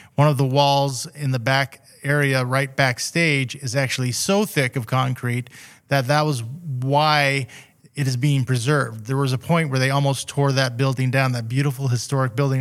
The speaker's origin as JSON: {"language": "English", "town": "Redding", "region": "California", "country": "United States", "tie": "born or raised there", "also_born_or_lived": "Weaverville / Seattle", "said": "was born here in Reading, uh, back in, uh, nineteen sixty-six. And, uh, have always lived either in Reading or around Reading area my whole life"}